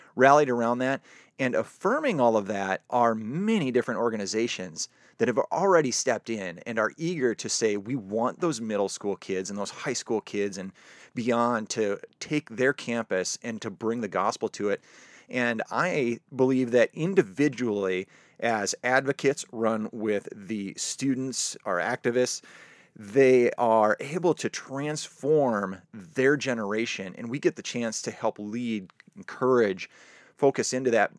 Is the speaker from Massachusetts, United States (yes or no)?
no; South Dakota, United States; moved away; born and raised in South Dakota